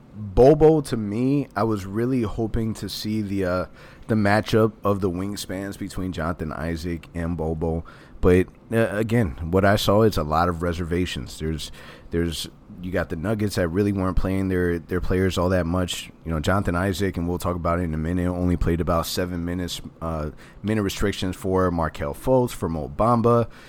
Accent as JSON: {"language": "English", "town": "Orlando", "region": "Florida", "country": "United States", "tie": "born or raised there", "said": "I have born and raised in Orlando."}